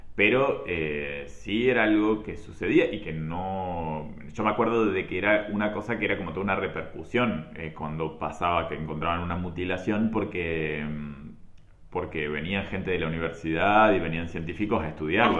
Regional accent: La Pampa, Argentina; me acuerdo de ser chico y de que no había pasado en mi pueblo, pero sí en un pueblo que está a 30 kilómetros de mi pueblo, que es en Parera

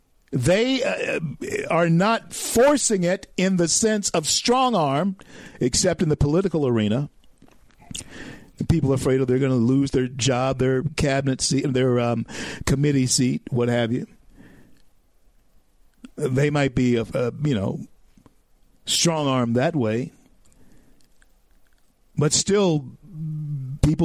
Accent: the South, United States; I grew up in the South in the 60s

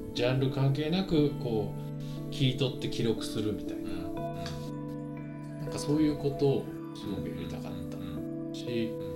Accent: Nagano, Japan; moved away as an adult; now in Tokyo, Japan; 僕 自身その、長野で育って

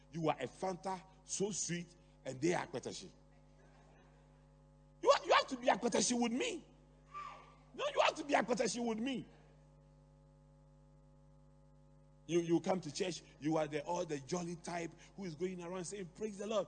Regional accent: Accra, Greater Accra, Ghana; I grew up in Adabraka.

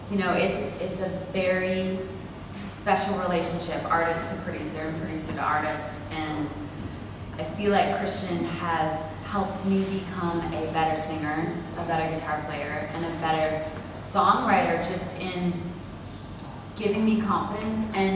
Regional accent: Calgary, Alberta, Canada; moved away as an adult; now in Nashville, United States; Calgary, my hometown in Canada

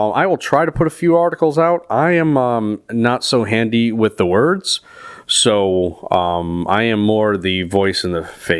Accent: New England, United States; we're from New England.

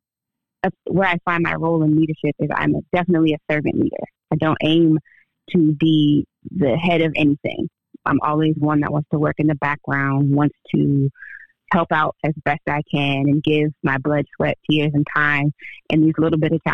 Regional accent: D.C. and Maryland, United States; also born or lived in Washington, D.C.; I was born in D.C. and lived between D.C. and Maryland all of my life

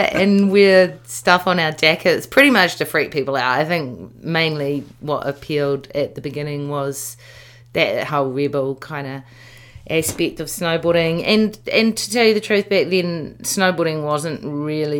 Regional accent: Wellington, New Zealand; moved away; Wellington. I grew up in Tawa

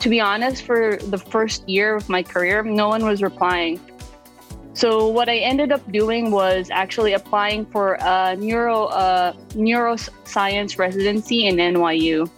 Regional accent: Iloilo City, Western Visayas, Philippines; moved away as an adult; now in Brooklyn, New York, United States; I was born and raised in the Philippines. I grew up in Iloilo City, and I migrated to the United States in 2013

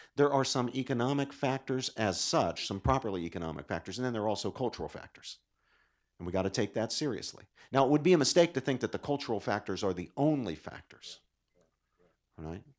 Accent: West Virginia, United States; moved away; In my native Appalachia, I grew up in West Virginia.

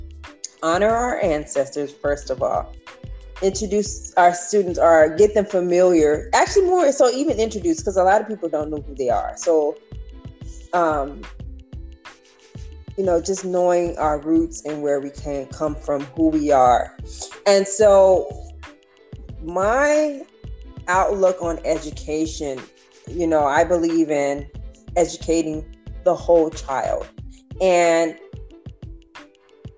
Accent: Los Angeles, California, United States; I am from Los Angeles, California, born and raised. I am second generation California bred, born, so this is my home.

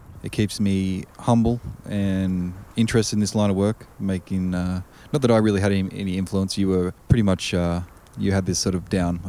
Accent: Australia; now in Edmonton, Canada; being Australian, I'm still learning.

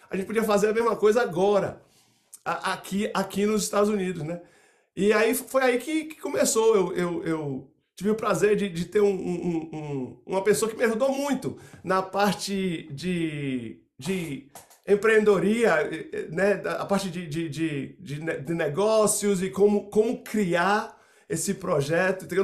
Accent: Salvador, Bahia, Brazil; Eu sou de, eu sou de Salvador, a cidade de São

